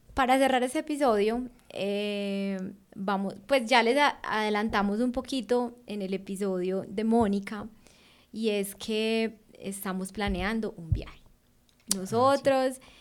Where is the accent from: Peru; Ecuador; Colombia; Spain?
Colombia; moved away as an adult